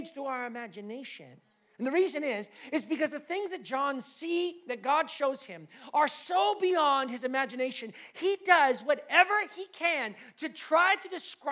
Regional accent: United States; now in Canada; I'm American

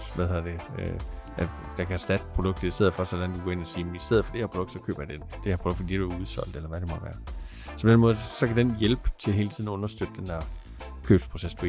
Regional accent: Aarhus, Central Denmark Region, Denmark; Jeg kommer fra Aarhus.

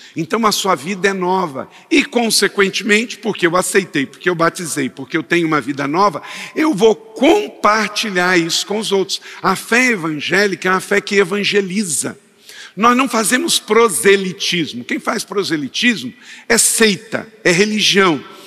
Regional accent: Brazil; como brasileiro

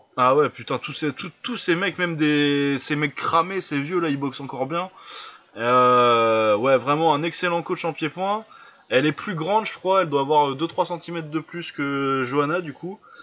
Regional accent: Lille, Hauts-de-France, France; je suis lillois

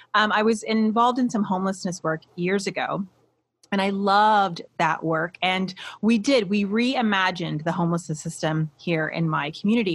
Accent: Midwest, United States; also born or lived in Iowa / Columbus, Ohio; being a Midwesterner, right? I have lived in Iowa and Ohio. Those are the only two places I've ever lived in my whole life

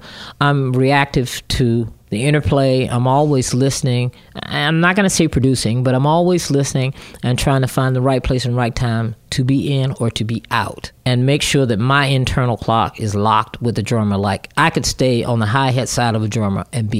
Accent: Virginia, United States; Growing up in Virginia, we have a saying, you either work for the government or you work for the government.

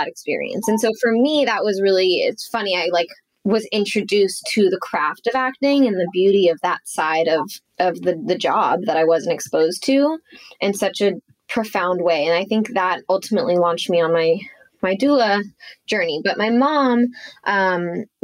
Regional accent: Los Angeles, California, United States; I grew up in Los Angeles

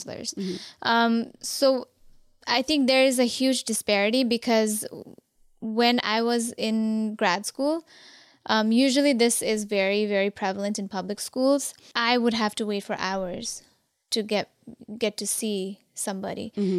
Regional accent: Kathmandu, Bagmati, Nepal; Even though I was born and raised in Kathmandu, mm-hmm. my parents were from Zapa.

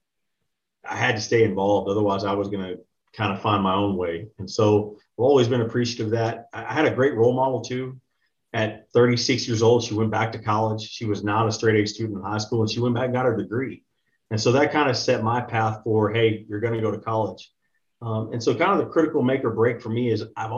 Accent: Texas, United States; I'm from Texas originally. I grew up pretty normal household

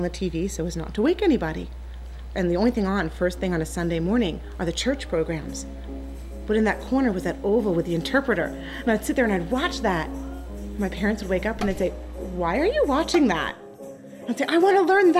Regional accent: New York, United States; accent: New York; I speak with a New York accent, because I'm from New York

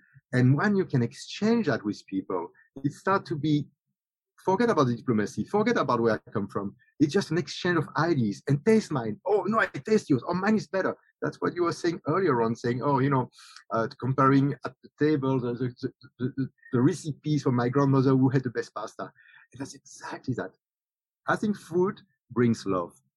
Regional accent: Belgium; now in Singapore; I'm from Belgium.

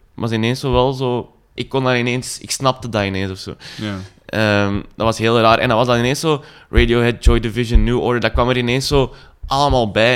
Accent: Zanto, Flanders, Belgium; moved away; ik ben van Zanto oorspronkelijk, dat ligt zo tegen Lier en Herentals

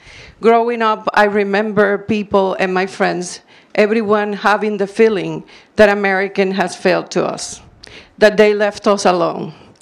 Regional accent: Cuba; now in New Jersey, United States; Being born in Cuba and raised in Cuba, I came in from Cuba in 1992.

